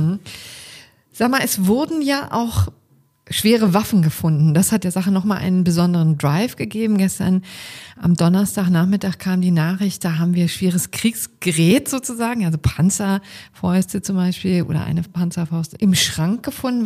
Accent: Berlin, Germany; als Berlinerin

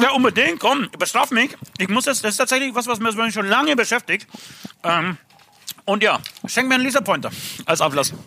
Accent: Speichersdorf, Bavaria, Germany; für alle Speichersdorfer, da wo ich herkomme

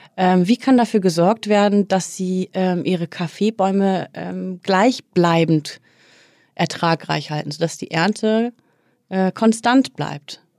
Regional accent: Oldenburg, Lower Saxony, Germany; now in Hamburg, Germany; ich bin tatsächlich im beschaulichen Oldenburg groß geworden.

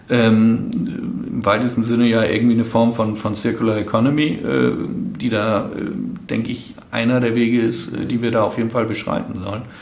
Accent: Northern Germany, Germany; ich komme ja aus dem Norden.

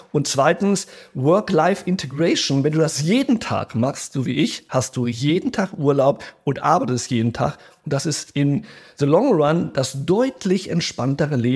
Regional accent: Rio de Janeiro, Brazil; ich bin ja in Brasilien groß geworden, in Rio.

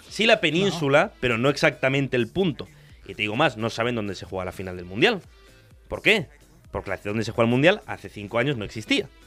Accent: Argentina; now in Spain; Yo soy argentino, pero todos los mundiales los he vivido aquí.

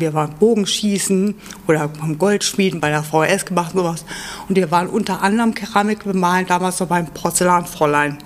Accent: Göttingen, Lower Saxony, Germany; moved away as an adult; now in Hamburg, Germany; ich bin, ähm, aus Göttingen, hab Abi gemacht und bin mit zwanzig hier nach Hamburg gezogen fürs Studium

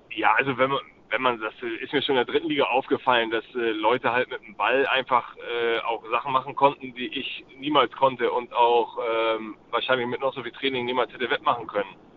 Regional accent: Hamburg, Germany; in meiner Heimatstadt

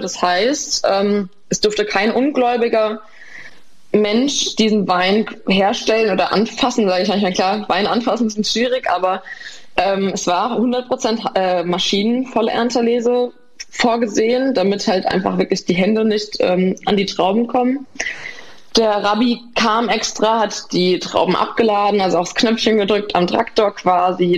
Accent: Nierstein, Rhineland-Palatinate, Germany; born or raised there

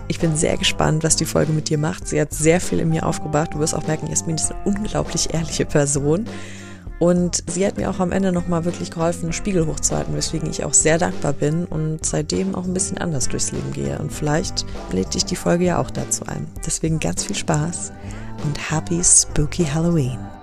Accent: Germany; ich bin halt in Deutschland geboren, meine Eltern sind auch deutsch

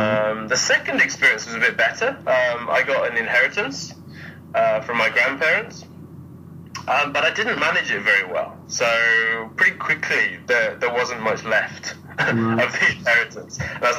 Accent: England, United Kingdom; moved away as an adult; also born or lived in Germany / Spain / China; now in Japan; So my parents are British. I was born in Germany, lived there for a couple of years. So I left when I was two. Went back to England for a bit, then moved to Spain for 8 years.

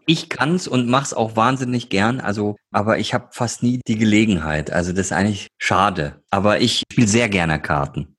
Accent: Ruhr area, North Rhine-Westphalia, Germany; ich komme ja aus dem Ruhrgebiet

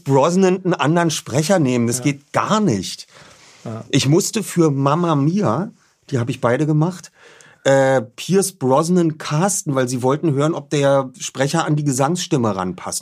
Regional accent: Berlin, Germany; bin Berliner, Hertha BSC, ich bin in Charlottenburg aufgewachsen

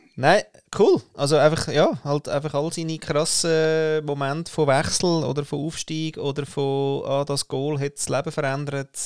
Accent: Austria; als Österreicher

